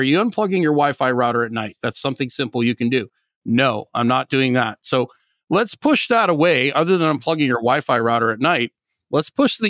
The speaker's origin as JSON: {"language": "English", "region": "Northern Canada", "country": "Canada", "tie": "born or raised there", "said": "And I grew up in Northern Canada, so you can be highly adaptable."}